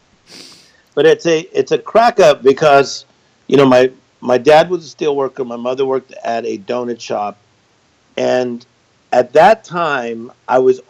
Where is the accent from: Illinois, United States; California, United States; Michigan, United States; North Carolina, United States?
California, United States; Compton; Born in Compton, California, which is a very cool city